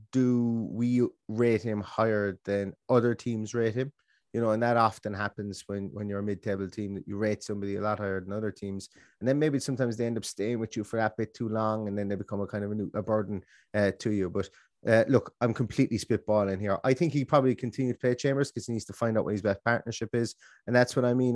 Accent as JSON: {"language": "English", "country": "Ireland", "said": "I'm Irish"}